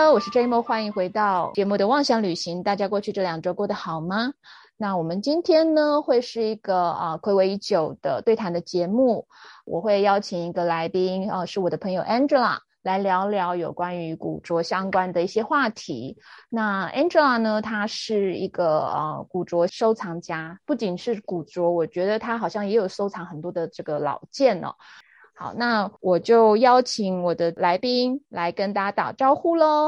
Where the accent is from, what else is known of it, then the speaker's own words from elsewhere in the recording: Taiwan; also born or lived in London; 我们台湾人